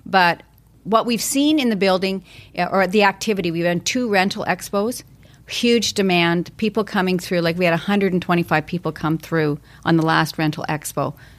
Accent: Calgary, Alberta, Canada; now in Vancouver, Canada; I came from Calgary. I came out here, and it happened to be sunny weather for 10 days.

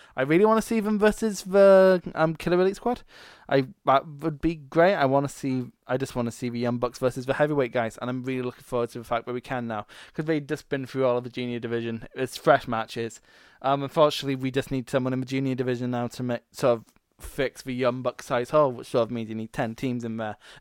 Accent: Scotland, United Kingdom; I'm Scottish

